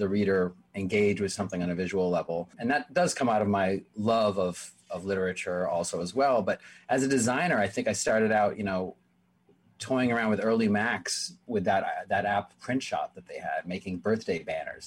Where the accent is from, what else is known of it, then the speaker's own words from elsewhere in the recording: Framingham, Massachusetts, United States; moved away as an adult; also born or lived in Jerusalem / New York; growing up in Framingham